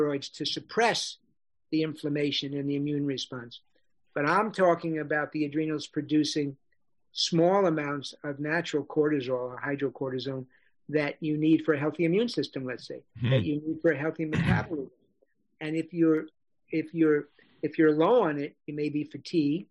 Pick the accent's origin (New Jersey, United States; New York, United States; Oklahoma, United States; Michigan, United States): New York, United States; New York City; But I grew up in New York City